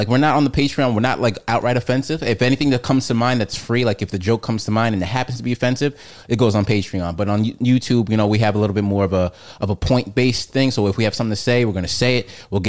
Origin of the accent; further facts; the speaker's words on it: Amityville, New York, United States; So I grew up in Amityville, New York.